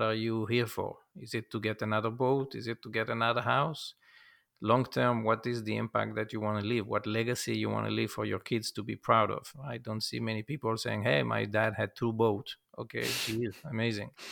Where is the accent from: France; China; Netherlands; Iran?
France; moved away as an adult; now in United States; I come from France, uh, for the summer, June twenty-first, nineteen ninety-four, and decide to stay.